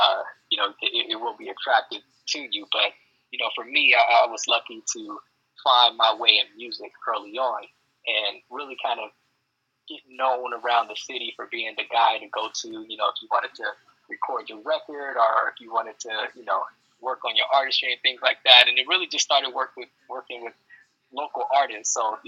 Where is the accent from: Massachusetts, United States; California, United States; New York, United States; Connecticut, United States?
California, United States; Long Beach; So I'm one of the few natives that's actually born and raised from Long Beach. I've been out here my whole life. You know, this is where I started doing music, went to school